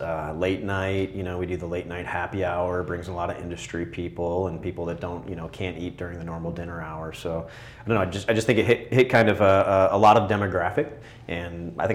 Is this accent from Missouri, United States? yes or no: yes; St. Louis, Missouri, United States; I think obviously, you know, we're from St. Louis and that helps a lot.